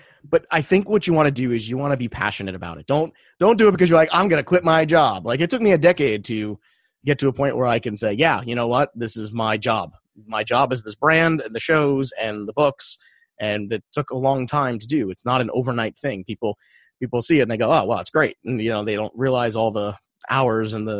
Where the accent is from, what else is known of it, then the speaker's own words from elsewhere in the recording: New York City, New York, United States; as a kid, growing up in Brooklyn